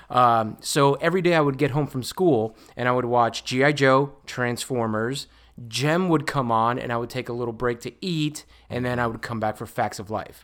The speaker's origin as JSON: {"language": "English", "country": "Puerto Rico", "tie": "born or raised there", "second_language": "English", "moved": "yes", "said": "I was born in Puerto Rico."}